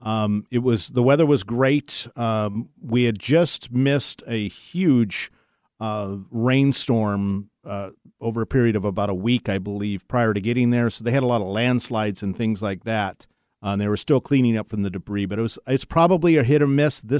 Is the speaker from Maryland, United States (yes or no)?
no; Seattle, Washington, United States; I was born and raised in the Seattle area